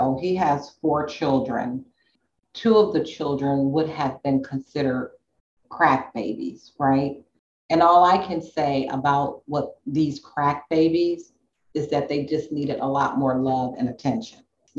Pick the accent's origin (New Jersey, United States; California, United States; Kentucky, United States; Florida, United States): California, United States; Inglewood; I grew up in Inglewood. So I don't know if you know that about me, but I grew up in Inglewood.